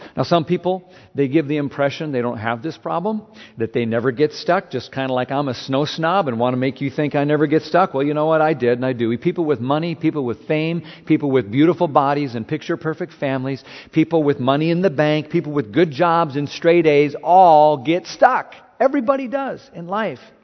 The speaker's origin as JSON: {"language": "English", "region": "Minnesota", "country": "United States", "moved": "yes", "said": "I'm from Minnesota"}